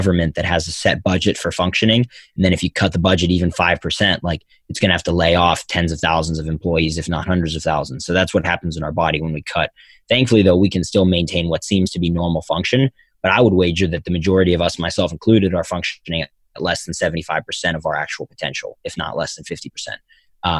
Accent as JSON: {"language": "English", "town": "Philadelphia", "region": "Pennsylvania", "country": "United States", "tie": "born or raised there", "said": "Philadelphia, my hometown"}